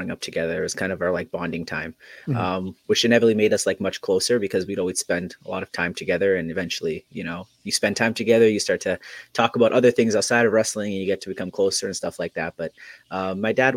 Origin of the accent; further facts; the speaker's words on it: Edmonton, Alberta, Canada; just a normal kid growing up in Edmonton